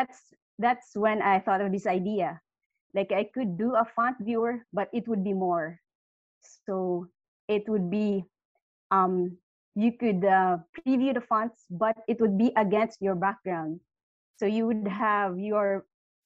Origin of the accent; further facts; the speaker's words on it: Philippines; I'm from the Philippines